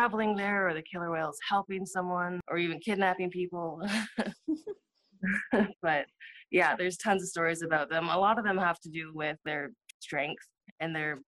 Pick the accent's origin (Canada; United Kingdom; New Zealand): Canada; Haida Gwaii, British Columbia; my culture and growing up on Haida Gwaii